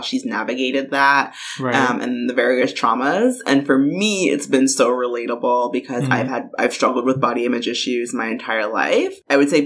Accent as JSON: {"language": "English", "town": "New York City", "region": "New York", "country": "United States", "also_born_or_lived": "Washington, District of Columbia, United States / San Francisco Bay Area, California", "moved": "yes", "lives_now": "Atlanta, United States", "said": "I'm originally from Brooklyn, New York. Always and forever a Brooklyn girl."}